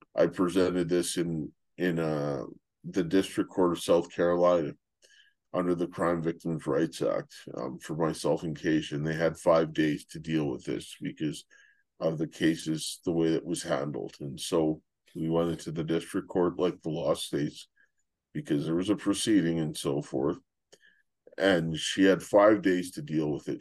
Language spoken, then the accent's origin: English; Canada; moved away as an adult; I'm Canadian